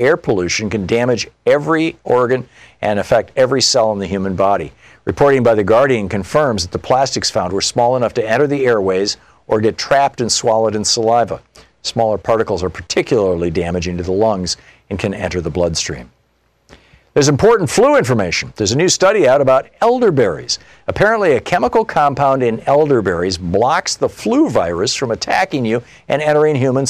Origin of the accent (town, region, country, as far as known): Michigan, United States; born or raised there; moved away; also born or lived in Vermont